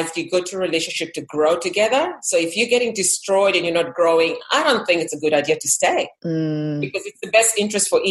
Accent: Kenya; moved away; I was from Kenya originally.

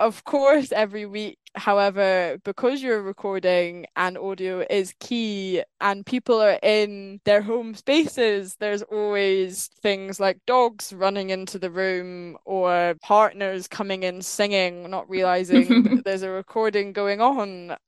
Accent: Scotland, United Kingdom; now in London, United Kingdom; Today I am recording from London, so that's where I'm now based, which is quite exciting. Sort of the big move down out of Scotland, miss it dearly. Glasgow pubs are a very different scene to the sophisticated London ones.

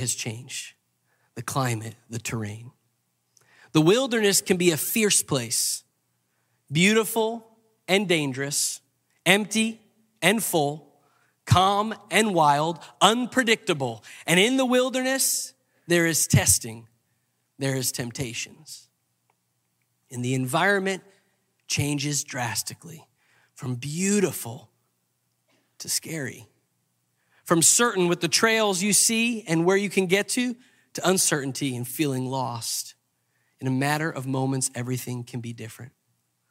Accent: Long Island, New York, United States; I grew up in Long Island.

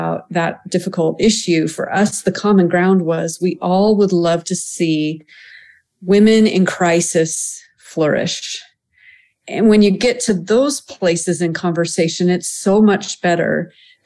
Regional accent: United States; also born or lived in France; as an American

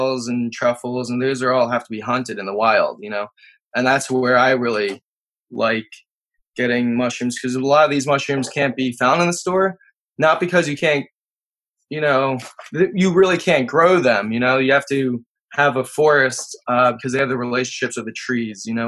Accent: Kennett Square, Pennsylvania, United States; also born or lived in Turkey; I grew up right next to Kennett Square

